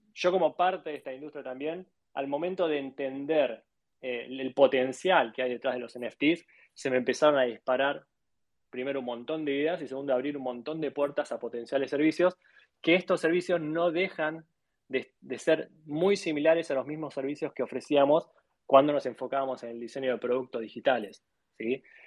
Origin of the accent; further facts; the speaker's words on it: Argentina; now in Miami, United States; soy de, Argentina